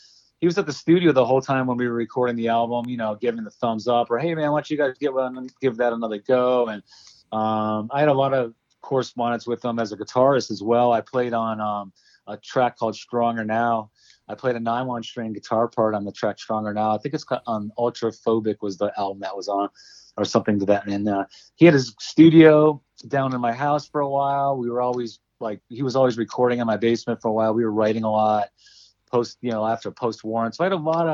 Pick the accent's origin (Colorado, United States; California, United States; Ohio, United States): Ohio, United States; Cleveland; I grew up in Cleveland